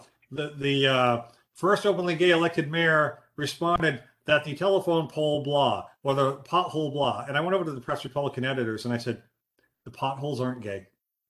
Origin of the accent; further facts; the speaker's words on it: Pawtucket, Rhode Island, United States; also born or lived in New York City; now in Plattsburgh, United States; I grew up in Pawtucket, Rhode Island, the concrete city